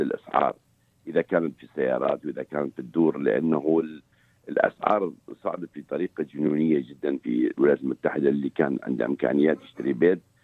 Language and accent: Arabic; Iraq; moved away as an adult; now in United States; احنا كعراقيين